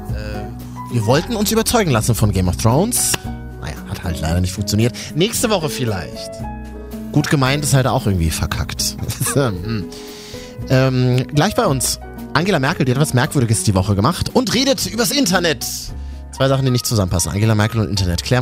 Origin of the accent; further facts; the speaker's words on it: Berlin, Germany; Ich so, ja, ist doch cool, ich bin aus Berlin.